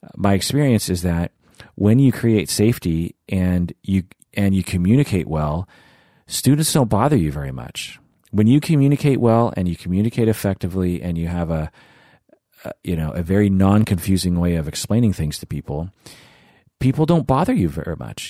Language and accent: English; United States; just because my face looks Asian does not make me not American. You know, I am firmly American